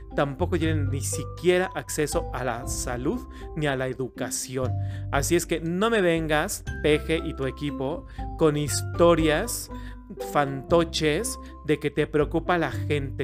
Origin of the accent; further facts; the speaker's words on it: Mexico; los mexicanos somos una cultura diversa